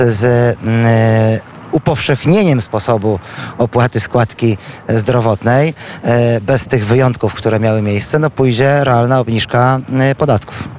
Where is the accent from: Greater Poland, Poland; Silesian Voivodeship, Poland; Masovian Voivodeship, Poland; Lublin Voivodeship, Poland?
Lublin Voivodeship, Poland; Świdnik; pochodzimy z tego samego miasta. Co więcej, tak się też składa, że z moimi rodzicami Krzysztof Żuk był sąsiadem